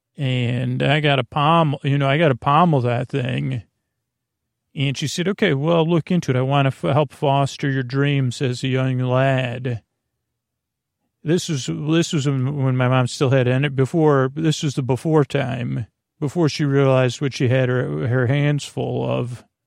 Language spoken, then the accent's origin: English; Syracuse, New York, United States; born or raised there